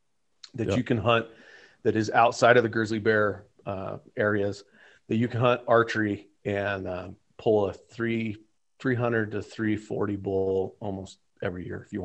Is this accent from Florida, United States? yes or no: no; Wyoming, United States; you know, we're from Wyoming.